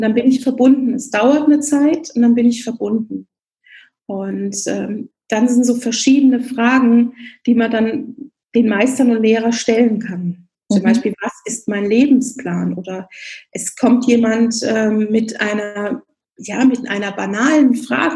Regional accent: Rhineland, Germany; moved away as an adult; also born or lived in Bavaria (near Augsburg); now in Augsburg, Germany; Ich bin eigentlich gebürtige Rheinländerin und mit Herz auch noch Rheinländerin

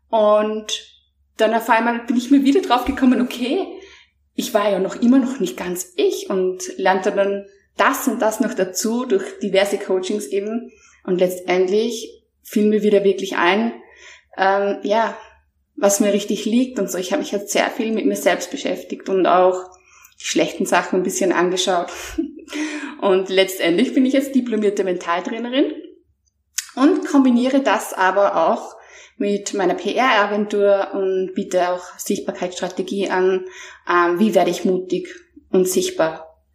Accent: Mondsee, Upper Austria, Austria; ähm, ich komme aus Monse, das ist in Österreich ein ganz kleiner, bescheidener, aber wunderschöner Ort äh, zwischen Seen und Bergen.

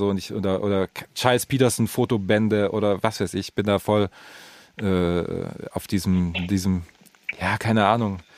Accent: the East, eastern Germany, Germany

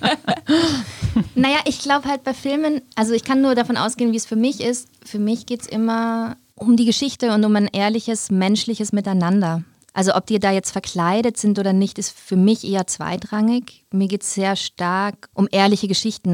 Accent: Vienna, Austria; accent: Wiener Deutsch; Ich bin aber in Wien geboren und aufgewachsen

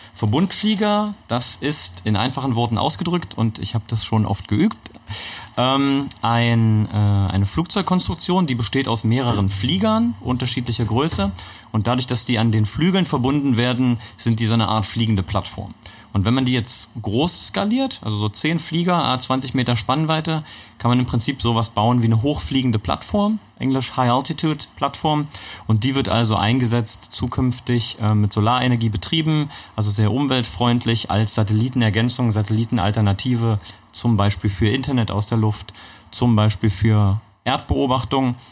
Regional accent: Magdeburg, Saxony-Anhalt, Germany; ich bin in Magdeburg geboren.

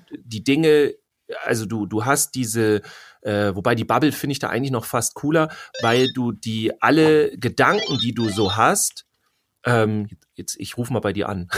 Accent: Germany; bei uns in Deutschland

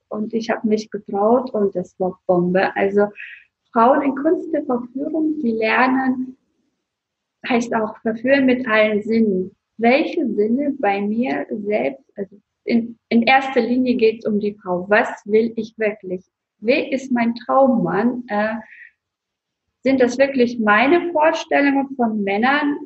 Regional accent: Russia; moved away; Ich bin gebürtige Russin

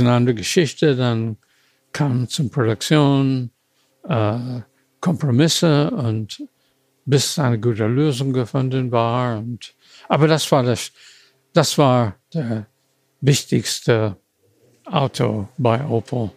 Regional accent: United States; German is a second language; moved away as an adult; now in Germany; ich komme aus den USA.

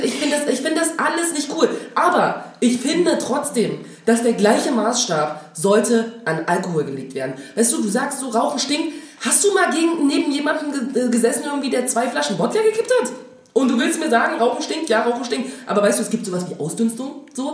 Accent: Dresden, Saxony, Germany; now in Berlin, Germany; ich komme aus Dresden

